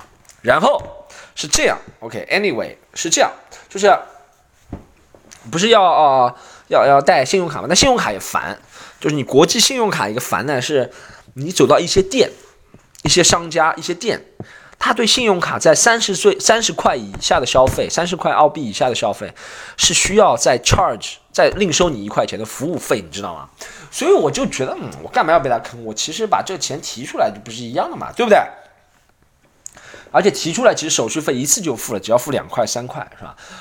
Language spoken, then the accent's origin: Chinese; Shanghai, China; 我上海人在上海不要带身份证的。